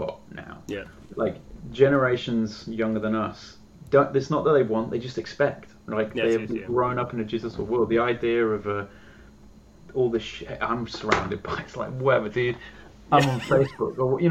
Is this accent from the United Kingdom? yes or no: yes; United Kingdom; being a Brit